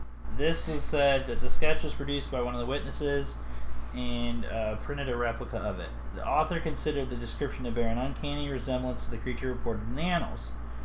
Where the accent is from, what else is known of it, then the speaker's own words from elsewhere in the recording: Central Ohio, United States; I come from Central Ohio. You come from Southern Ohio. So there's going to be words that you say differently than me.